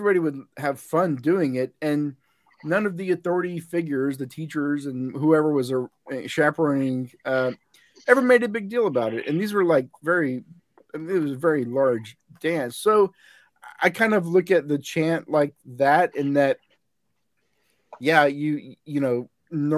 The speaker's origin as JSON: {"language": "English", "region": "Texas", "country": "United States", "tie": "born or raised there", "moved": "as an adult", "lives_now": "San Diego, United States", "said": "I grew up in Texas, and I spent a lot of time in West Texas"}